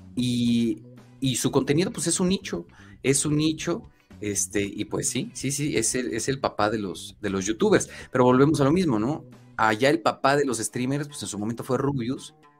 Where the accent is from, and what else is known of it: Mexico